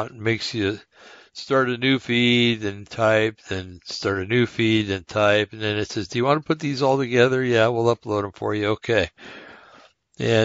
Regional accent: United States; I'm an American

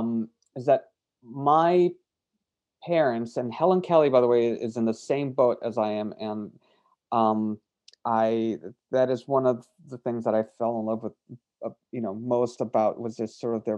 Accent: Brazil; I grew up in Brazil

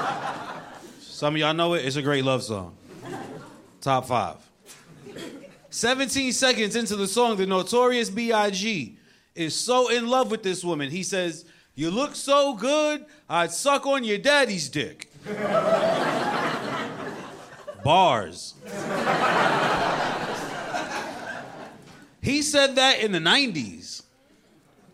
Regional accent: New York, United States; I'm a New Yorker.

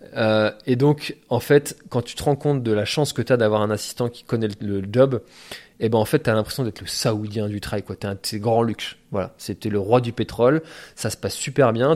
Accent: Breton, Brittany, France; en tant que breton

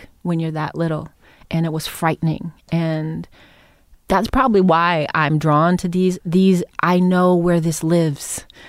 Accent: Cleveland, Ohio, United States; I grew up in Cleveland, Ohio, in the inner city when I was young with a white mother, black father.

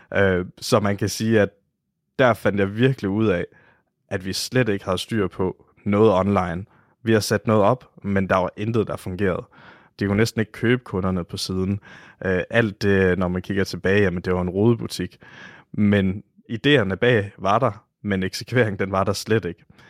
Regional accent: Oksbøl, Southern Denmark, Denmark; jeg kommer fra Varde omegn, en lille by, der hedder Oksbøl

